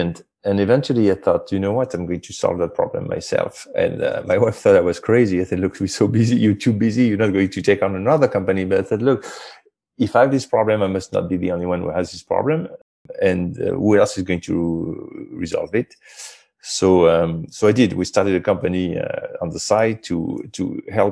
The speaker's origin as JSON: {"language": "English", "country": "France", "tie": "born or raised there", "moved": "as an adult", "said": "I grew up in France"}